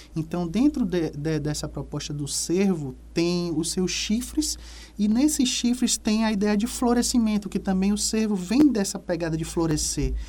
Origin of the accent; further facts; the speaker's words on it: Salvador, Bahia, Brazil; moved away; also born or lived in Piauí; Salvador, que é a minha terra natal